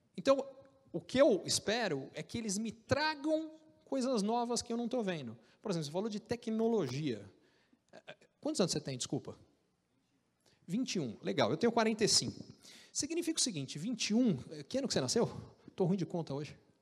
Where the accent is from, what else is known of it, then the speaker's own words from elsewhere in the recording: Brazil; moved away as an adult; also born or lived in United States; o pessoal não acredita que eu sou brasileiro, eles acham que eu sou argentino